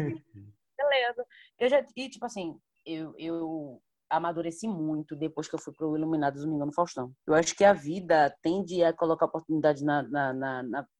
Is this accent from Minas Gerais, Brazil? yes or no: no; Salvador, Bahia, Brazil; eu sou de Salvador, Bahia